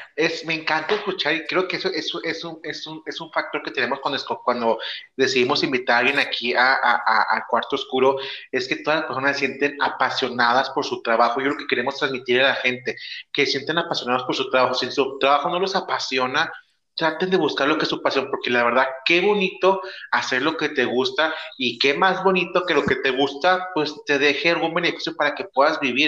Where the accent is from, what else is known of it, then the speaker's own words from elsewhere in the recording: northern Mexico, Mexico; yo ando acá en el norte, mi chavo, yo estoy acá norteño, sangre caliente